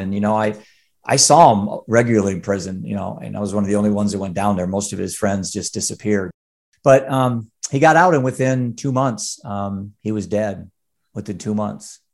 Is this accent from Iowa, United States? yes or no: yes; Cedar Rapids, Iowa, United States; I'm from Cedar Rapids, Iowa